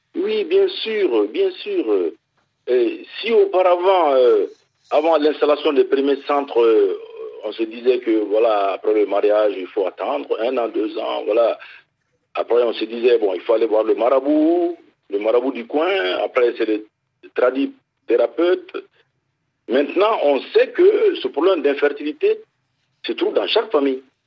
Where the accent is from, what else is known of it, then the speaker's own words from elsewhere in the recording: Mali; chez nous au Mali